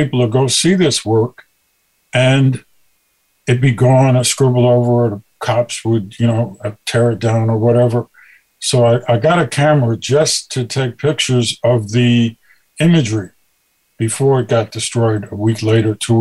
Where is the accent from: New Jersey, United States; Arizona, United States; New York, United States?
New York, United States; New York City; I grew up in Brooklyn